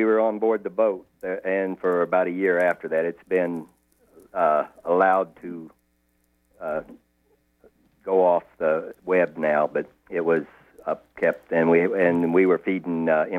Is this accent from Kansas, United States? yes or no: yes; Kansas, United States; now in Vinalhaven, United States; I'm from Kansas.